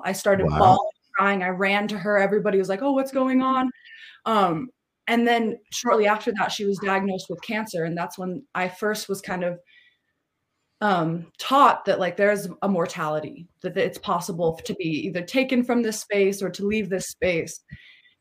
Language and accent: English; Tillamook, Oregon, United States; moved away; also born or lived in California; I was born in California and then we moved up to Oregon. I was raised around my mother, my aunt, my uncle, in a very, very, in a small town, kind of, I don't know if you know about Tillamook cheese, but where the cheese comes from in Oregon. I was raised in a small town on the coast there